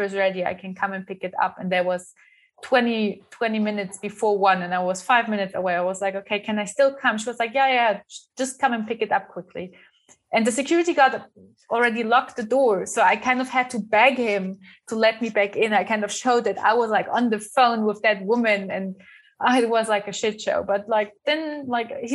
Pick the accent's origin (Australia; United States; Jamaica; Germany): Germany; moved away as an adult; now in Windhoek, Namibia; my hometown in Germany